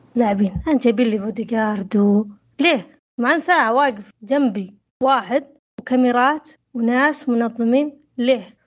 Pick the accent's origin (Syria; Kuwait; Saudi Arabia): Saudi Arabia; عندنا في السعوديه